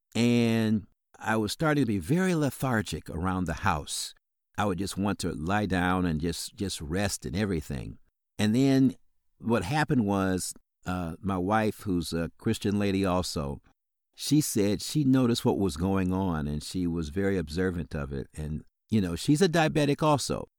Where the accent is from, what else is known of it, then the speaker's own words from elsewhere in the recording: South Bend, Indiana, United States; now in Illinois, United States; I grew up in South Bend, Indiana